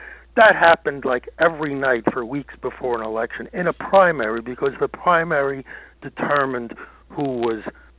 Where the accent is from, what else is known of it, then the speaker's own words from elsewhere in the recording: Hudson County, New Jersey, United States; I grew up in Hudson County where there was one party, the Democratic Party, but there were two very active factions.